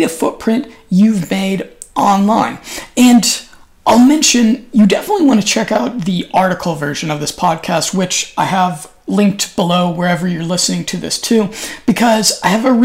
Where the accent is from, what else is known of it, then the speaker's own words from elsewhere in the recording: United States; now in Europe; I'm an American